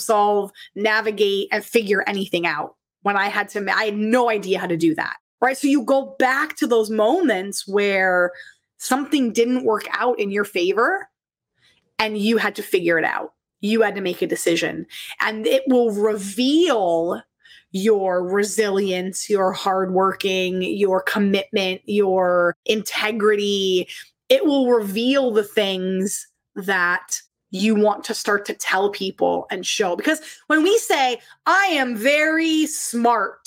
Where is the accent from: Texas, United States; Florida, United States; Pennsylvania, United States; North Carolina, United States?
Pennsylvania, United States; moved away as an adult; now in Toronto, Canada; I was from Pennsylvania